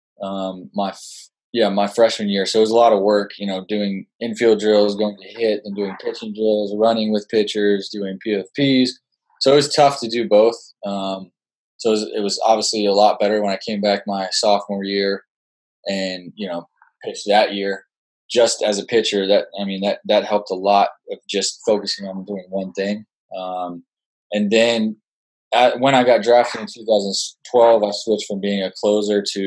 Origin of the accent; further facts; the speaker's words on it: Las Vegas, Nevada, United States; moved away as an adult; also born or lived in Utah; I grew up in Las Vegas, Nevada